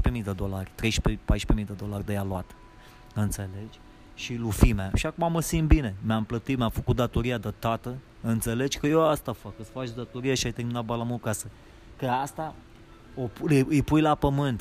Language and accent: Romanian; Romania; moved away as an adult; now in Los Angeles, United States